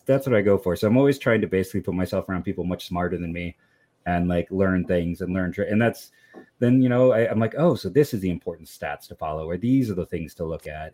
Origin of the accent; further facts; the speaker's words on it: Akron, Ohio, United States; born and raised in, in Akron